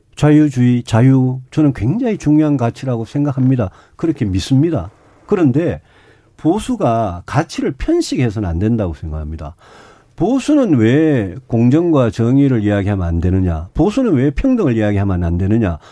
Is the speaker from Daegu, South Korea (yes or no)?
yes; Daegu, South Korea; 제가 대구 출신의 사성 국회의원 했는데